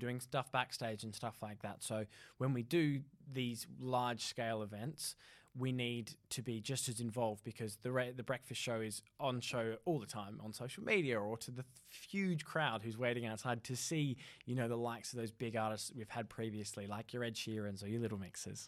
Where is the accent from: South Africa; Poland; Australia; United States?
Australia; also born or lived in North East England; now in United Kingdom; I'm from Australia